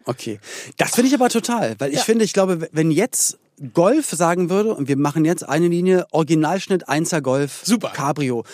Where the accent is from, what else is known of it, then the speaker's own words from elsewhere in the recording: Berlin, Germany; wir in Berlin-Spandau